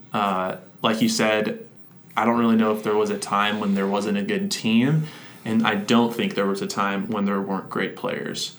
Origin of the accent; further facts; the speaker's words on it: Orlando, Florida, United States; I grew up in Orlando